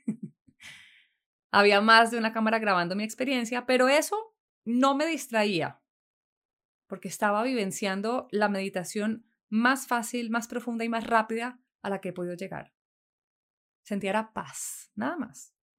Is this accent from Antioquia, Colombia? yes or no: no; Neiva, Huila, Colombia; Nací en Neiva, capital del Huila, en Colombia, el 5 de enero de 1979.